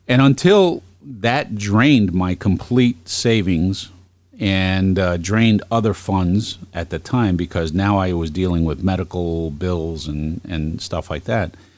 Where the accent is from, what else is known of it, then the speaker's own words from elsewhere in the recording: New York City, New York, United States; also born or lived in Northern Virginia / Washington D.C.; now in Geneva, New York, United States; I'm originally from Brooklyn